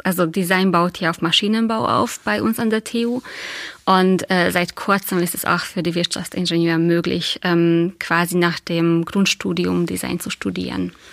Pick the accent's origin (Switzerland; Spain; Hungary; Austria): Hungary; German is a second language; moved away as an adult; now in Dresden, Germany; Also ich bin Ungarin, habe in Ungarn Kunstgeschichte studiert